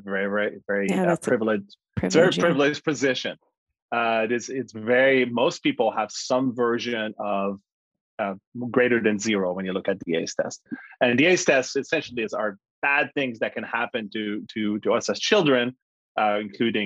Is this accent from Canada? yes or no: yes; Canada; I was born in Canada to a father